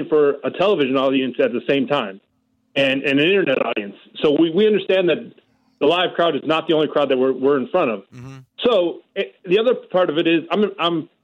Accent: Rochester, New York, United States; I am from Rochester, New York

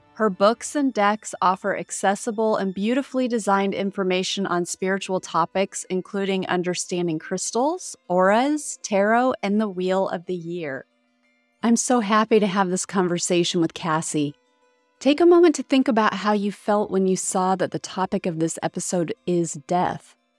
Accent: Indiana, United States; moved away; I grew up in Indiana

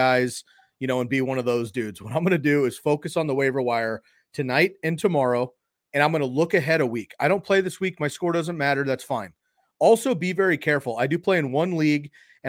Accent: California, United States; I grew up in California

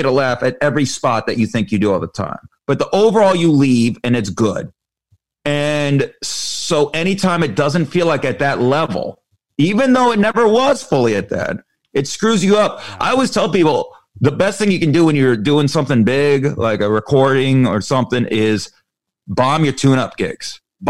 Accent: Las Vegas, Nevada, United States; Ironically, Las Vegas. So there you go.

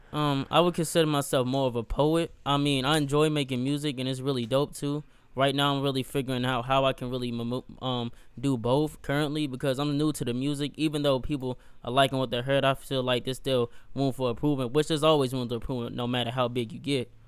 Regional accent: Gastonia, North Carolina, United States; I'm from Gastonia, North Carolina

